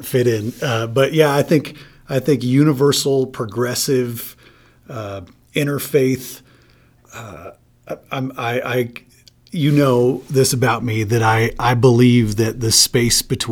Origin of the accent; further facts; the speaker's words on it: Michigan, United States; I grew up in a small town in Michigan, about 5,000 people